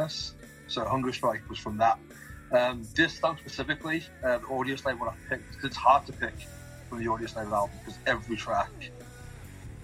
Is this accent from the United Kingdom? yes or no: yes; Tamworth, West Midlands, United Kingdom; I'd always say Birmingham because Tamworth, no one's going to know Tamworth.